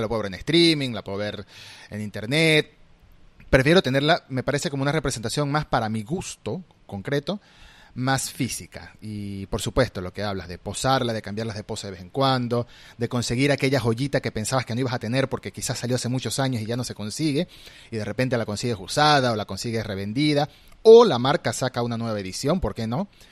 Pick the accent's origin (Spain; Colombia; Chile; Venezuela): Venezuela; moved away as an adult; now in Argentina; Migré a Argentina hace tres años y tuve que dejar atrás mi colección en mi país de origen, yo soy venezolano